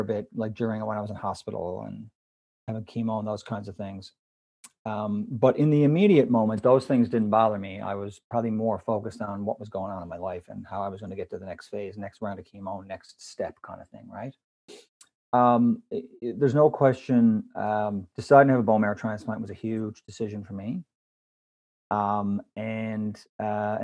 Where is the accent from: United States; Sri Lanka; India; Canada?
Canada; I am Canadian